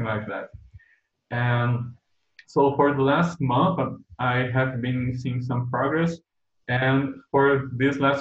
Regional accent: Brazil; I'm from Brazil

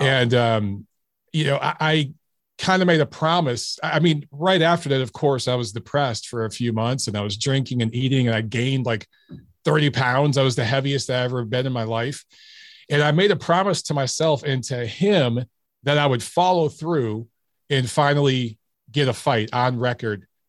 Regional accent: Detroit, Michigan, United States; I grew up in Detroit

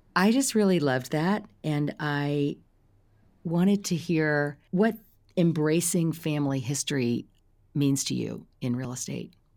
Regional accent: Silicon Valley, California, United States; I come from Silicon Valley

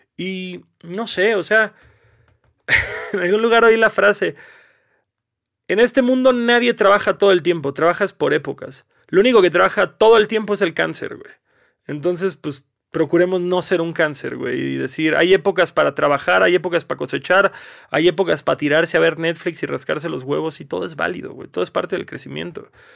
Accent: Cancún, Quintana Roo, Mexico; moved away; yo vengo de Cancún

